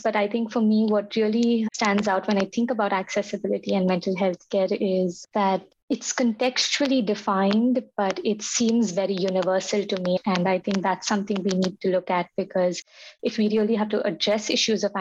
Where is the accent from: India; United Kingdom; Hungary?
India; moved away as an adult; now in United States; a middle-class, cisgendered Muslim woman who was living in India for 30 years